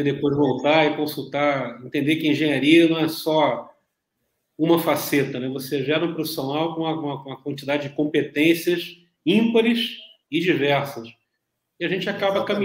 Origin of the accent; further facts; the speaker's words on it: Niterói, Rio de Janeiro, Brazil; also born or lived in Rio das Ostras / Volta Redonda; Então, morei uma época em Rio das Ostras, um tempo sou de Niterói, morei um tempo em Volta Redonda.